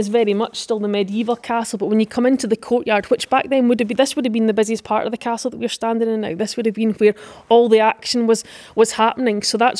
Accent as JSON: {"language": "English", "area": "Dumfries and Galloway", "region": "Scotland", "country": "United Kingdom", "tie": "born or raised there", "said": "a true Dunhamer, born and bred in Dumfries and Galloway. So Carlaverick is my local castle"}